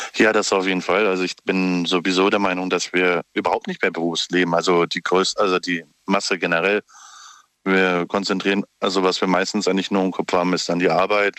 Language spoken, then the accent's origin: German; Dietzenbach, Hesse, Germany; Ich komme aus, äh, nicht aus ähm, Stuttgart, sondern eher aus dem ähm, Frankfurter Raum